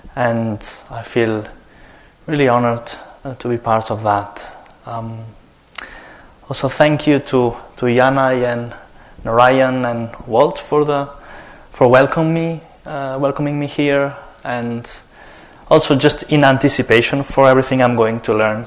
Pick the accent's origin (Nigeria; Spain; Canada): Spain; I'm coming from Spain